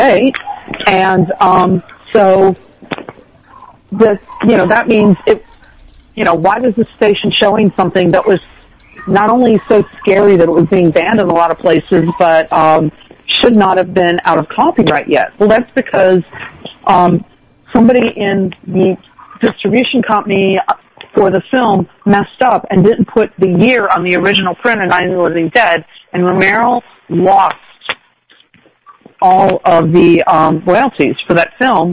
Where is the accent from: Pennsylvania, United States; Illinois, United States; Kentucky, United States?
Illinois, United States; outside of Chicago; I grew up outside of Chicago